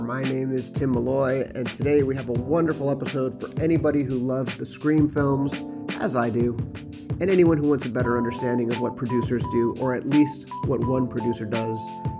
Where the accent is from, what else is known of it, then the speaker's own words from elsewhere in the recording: Los Angeles, California, United States; I'm from Los Angeles. I'm from San Pedro.